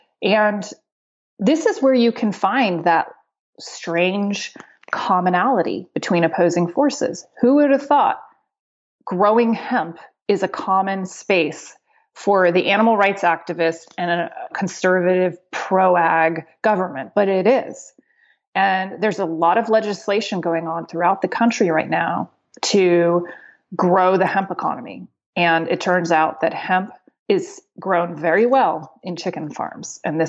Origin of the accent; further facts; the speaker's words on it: Spain; born there; also born or lived in United Kingdom; So my dad is Colombian and my mom is American. And when I was born in Spain, very confusingly. So at some point I was also a Spanish citizen